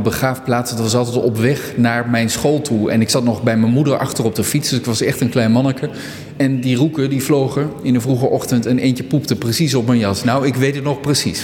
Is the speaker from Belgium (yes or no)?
no; Neede, Gelderland, Netherlands; ik kom oorspronkelijk uit Neden, klein dorpje in de Achterhoek.